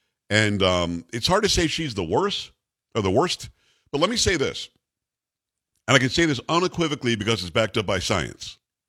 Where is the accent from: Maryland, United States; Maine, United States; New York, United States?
New York, United States; moved away; also born or lived in Rochester / Albany; I'm from New York originally, Metro New York. I worked there for a long time. I used to do radio locally in Rochester and Albany.